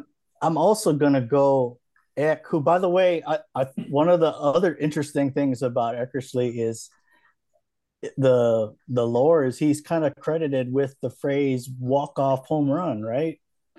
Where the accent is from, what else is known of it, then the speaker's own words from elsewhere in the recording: Hawaii, United States; I grew up in Hawaii